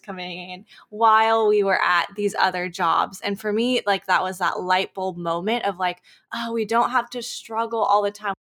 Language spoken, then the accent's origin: English; Chico, California, United States; we live in Northern California in a small town called Chico. That's where I'm born and raised